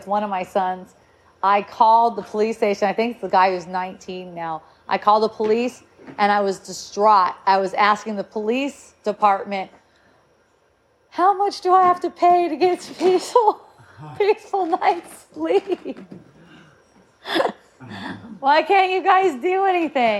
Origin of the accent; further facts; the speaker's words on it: Southern California, United States; we're from Southern California